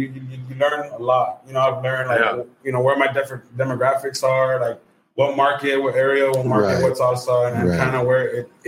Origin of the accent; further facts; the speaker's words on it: Rio Grande Valley, Texas, United States; I'm from Mexico, bro. I grew up and raised here in Mexico. Went to high school here.